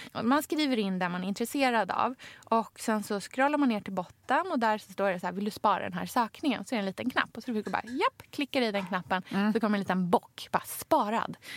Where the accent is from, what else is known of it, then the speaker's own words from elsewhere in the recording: Krokek, Östergötland, Sweden; från Krokek utanför Norrköping, där jag kommer ifrån